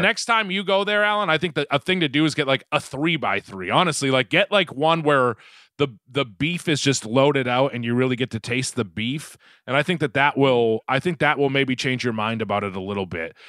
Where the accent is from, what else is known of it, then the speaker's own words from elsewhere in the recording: Quincy, Massachusetts, United States; moved away as an adult; also born or lived in upstate New York; now in Los Angeles, United States; I'm from Quincy, Quincy, just south of Boston